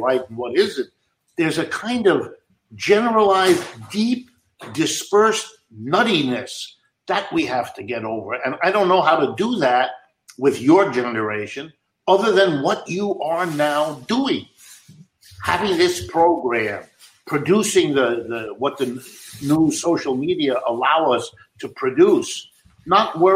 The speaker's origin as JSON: {"language": "English", "town": "Youngstown", "region": "Ohio", "country": "United States", "tie": "born or raised there", "said": "I was born in Youngstown, Ohio"}